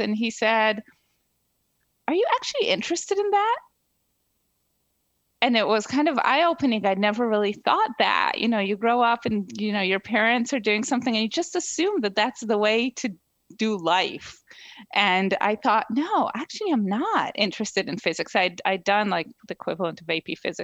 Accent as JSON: {"language": "English", "country": "Israel", "tie": "born or raised there", "also_born_or_lived": "New Jersey, United States", "moved": "as an adult", "lives_now": "Princeton, United States", "said": "So I grew up in Israel."}